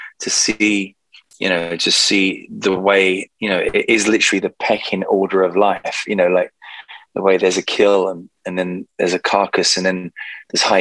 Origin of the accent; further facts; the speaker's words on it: London, United Kingdom; I've just come back to sunny London. So I'm really happy to be back in my hometown